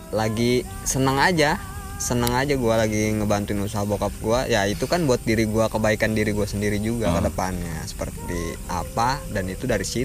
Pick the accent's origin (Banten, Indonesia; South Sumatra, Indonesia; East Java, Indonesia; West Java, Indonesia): Banten, Indonesia; Tangerang; Tangerang bahasa gua agak beda makanya